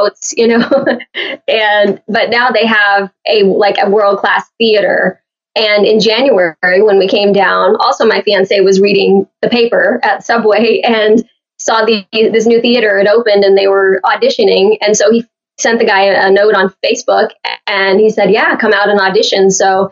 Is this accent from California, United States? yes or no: no; Oakwood, Illinois, United States; moved away; also born or lived in Fort Myers, Florida / Miami; I was born in the hospital in Danville, but the town we lived in was Oakwood, which was only 500 people.